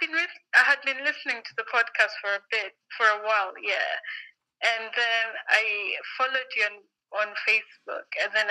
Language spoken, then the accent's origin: English; Nairobi, Kenya; also born or lived in London; I was born in Africa, in Nairobi, Kenya.